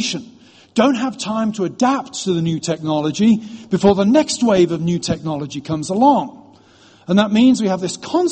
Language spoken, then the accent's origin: English; United Kingdom; now in United States; I'm British